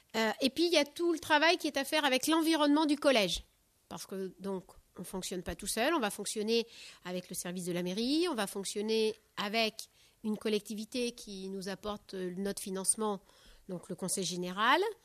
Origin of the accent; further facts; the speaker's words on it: Charente-Maritime, Nouvelle-Aquitaine, France; moved away; also born or lived in Deux-Sèvres; je suis originaire de Charente-Maritime